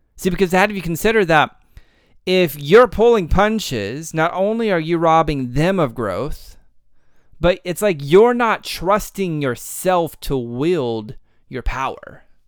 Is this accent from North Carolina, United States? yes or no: no; Texas, United States; I'm from Texas